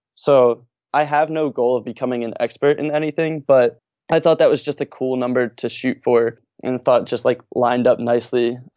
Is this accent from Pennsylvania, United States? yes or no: yes; Norristown, Pennsylvania, United States; also born or lived in Philadelphia; I actually grew up outside of Philadelphia in a town called Norristown